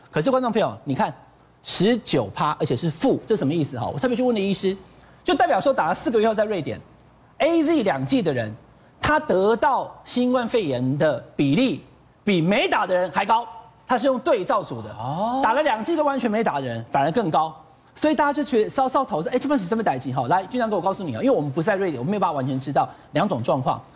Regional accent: Taiwan; 我们台湾人

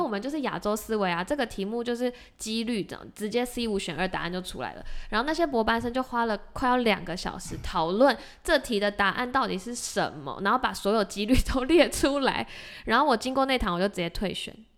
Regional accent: Taiwan; moved away as an adult; now in Massachusetts, United States; 我们两个是从台湾的教育本科来的

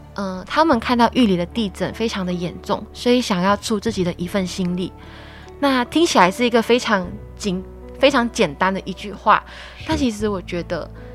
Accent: a small village in Kedah, Malaysia; now in Taiwan; 来自马来西亚吉打一个小乡村

